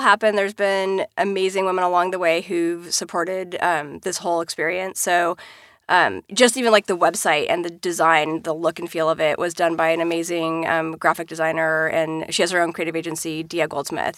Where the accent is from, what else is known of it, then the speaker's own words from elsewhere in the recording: Washington, United States; I grew up in Washington State and Mount Rainier is there